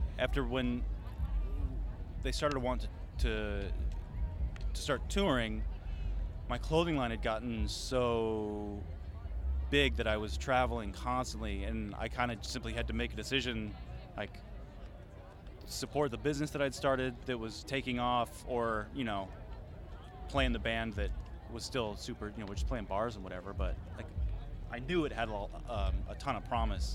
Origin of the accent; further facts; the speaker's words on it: Edmonds, Washington, United States; moved away as an adult; also born or lived in East Coast; Grew up north of Seattle. Edmonds, little sleepy waterfront town